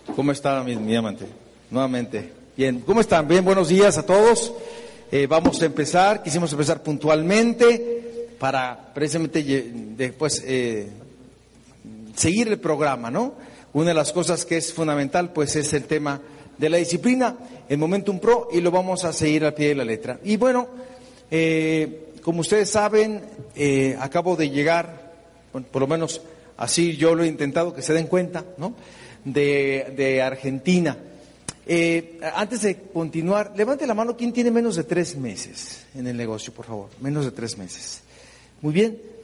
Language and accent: Spanish; Mexico; nosotros definitivamente los mexicanos